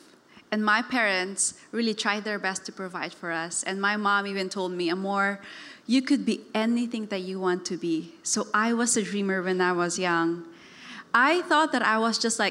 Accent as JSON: {"language": "English", "town": "Davao City", "region": "Davao Region", "country": "Philippines", "tie": "born or raised there", "moved": "yes", "said": "I was raised in Davao. It's a city in the southern part of the Philippines"}